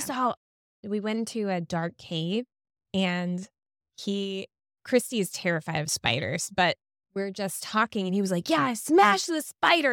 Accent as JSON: {"language": "English", "region": "Florida", "country": "United States", "said": "Floridian girl like me"}